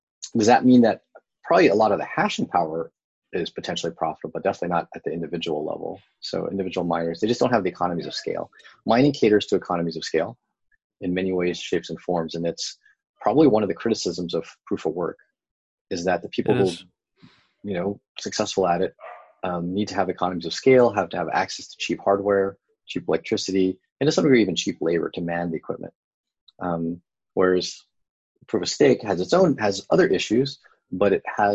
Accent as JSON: {"language": "English", "area": "Bay Area", "region": "California", "country": "United States", "tie": "born or raised there", "moved": "yes", "lives_now": "San Diego, United States", "said": "I grew up in the Bay Area, and I love living here in San Diego"}